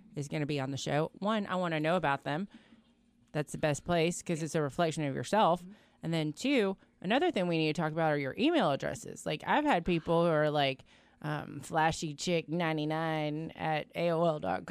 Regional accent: Florida, United States; we're from Florida.

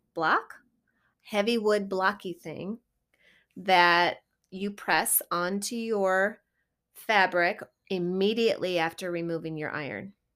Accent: Midwest, United States; I grew up here in the Midwest, not in Wisconsin

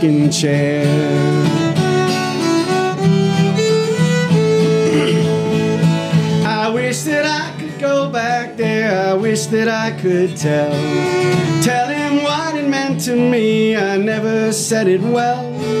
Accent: Lake Ronkonkoma, New York, United States; moved away as an adult; also born or lived in Astoria, Queens / Northwest New Jersey; now in Winchester, United States; I lived in a place called Lake Ronkonkoma on Long Island

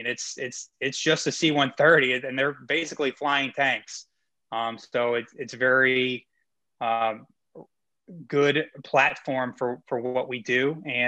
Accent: Lenoir, North Carolina, United States; I mean, I grew up in North Carolina. I moved to Lenoir, as you said, probably when I was in sixth grade or so. I was a Navy brat, so I kind of moved around.

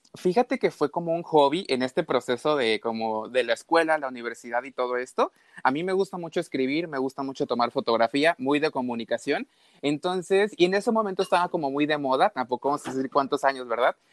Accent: Mexico; also born or lived in Veracruz; Yo vivo exactamente en Veracruz, soy de México.

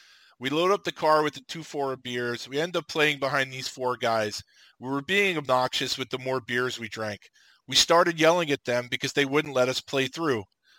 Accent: Slovakia; I had never seen a cell phone. I'm from Slovakia.

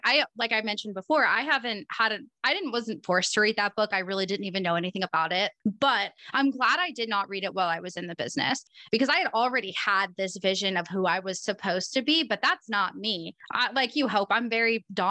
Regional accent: Oregon, United States; I'm from Oregon

